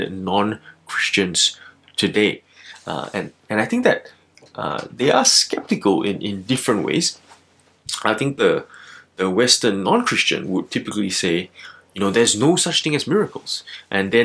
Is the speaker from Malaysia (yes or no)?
yes; Malaysia; now in Melbourne, Australia; I'm originally from Malaysia, and I've lived here in Melbourne since the year 2007.